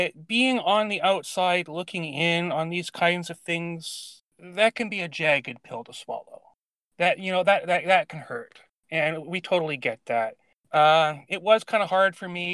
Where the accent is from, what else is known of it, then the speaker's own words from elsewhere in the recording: Canada; also born or lived in Vancouver Island, British Columbia; I am Canadian. I live in British Columbia, the western part, on Vancouver Island.